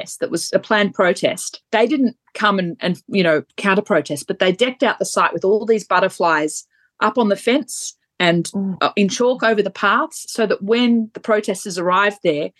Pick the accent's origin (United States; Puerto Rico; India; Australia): Australia; Montmorency, Victoria; my hometown of Montmorency in Eltham